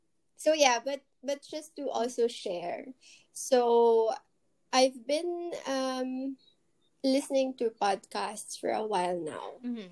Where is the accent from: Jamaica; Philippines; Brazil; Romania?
Philippines; well, I am from the Philippines. We're both Filipino. So, I'm in the Philippines.